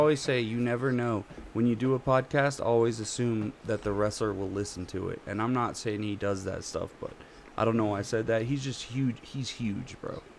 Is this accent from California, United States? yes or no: no; Colorado, United States; I'm from Colorado